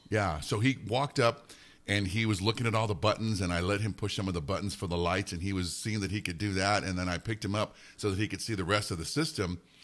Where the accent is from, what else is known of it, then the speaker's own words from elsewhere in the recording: Alamogordo, New Mexico, United States; also born or lived in Nuremberg, Germany; originally I'm from Alamogordo. That's where I grew up